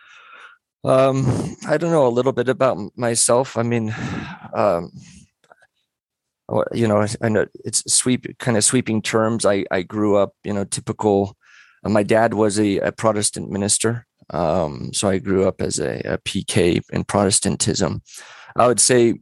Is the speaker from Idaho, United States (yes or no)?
no; Central Coast, California, United States; I'm from Central Coast, California